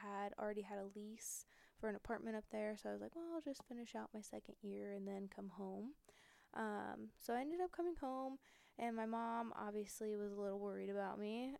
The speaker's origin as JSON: {"language": "English", "area": "Olentangy School District", "region": "Ohio", "country": "United States", "also_born_or_lived": "Akron, Ohio", "said": "I came from Olentangy School District"}